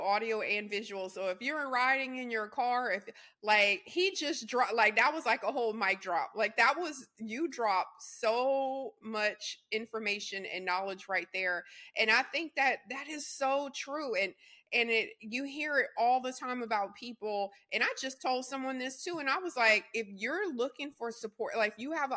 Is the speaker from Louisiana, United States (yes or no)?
yes; Louisiana, United States; I come from Louisiana.